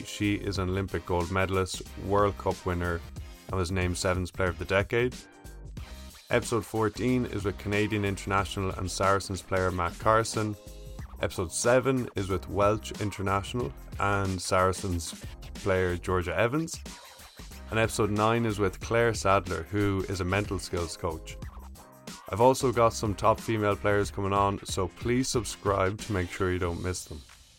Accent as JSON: {"language": "English", "country": "Ireland", "tie": "born or raised there", "moved": "as an adult", "lives_now": "United States", "said": "I grew up in Ireland, as you can probably tell, and I pronounce my name …, but when I moved to the States in 2016"}